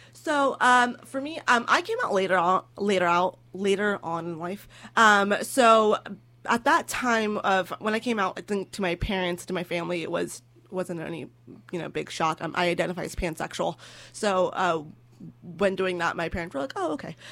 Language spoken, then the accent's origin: English; California, United States; I'm from California.